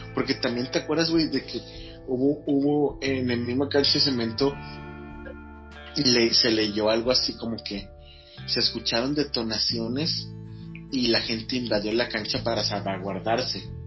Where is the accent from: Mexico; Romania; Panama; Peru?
Mexico; todos somos mexicanos